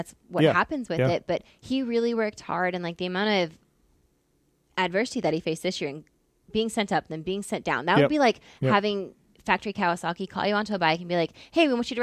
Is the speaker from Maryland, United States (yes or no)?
no; California, United States; we're both from California